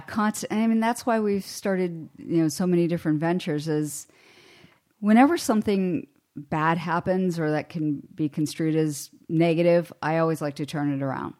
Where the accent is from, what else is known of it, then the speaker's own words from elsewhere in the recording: Hermitage, Pennsylvania, United States; I grew up in Western Pennsylvania